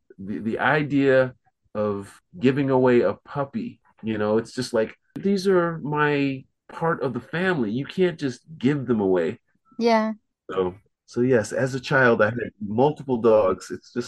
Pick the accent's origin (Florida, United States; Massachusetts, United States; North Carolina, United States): North Carolina, United States; Fort Bragg; born there; I was born in Fort Bragg, North Carolina.